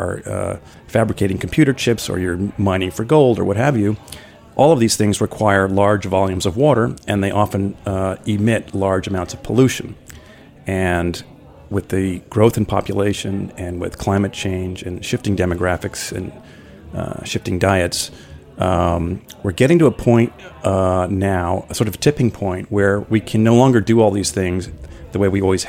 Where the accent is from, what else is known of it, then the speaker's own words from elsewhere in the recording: New York City, New York, United States; I grew up on the Upper West Side of Manhattan looking at the Hudson River